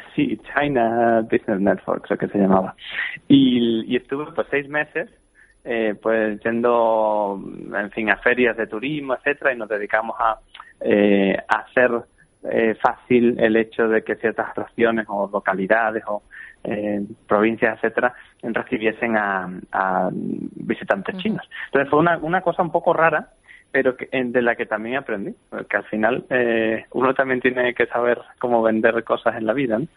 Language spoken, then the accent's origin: Spanish; Badajoz, Extremadura, Spain; moved away as an adult; also born or lived in Seville; now in Cambridge, United Kingdom; soy de Badajoz y, y, vivo en Cambridge en realidad